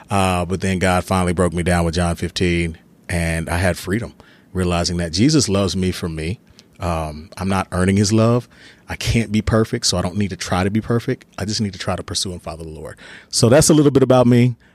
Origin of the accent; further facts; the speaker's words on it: Texas, United States; also born or lived in Germany; I spent my first through fourth grade in Germany and came back in fifth grade to Texas.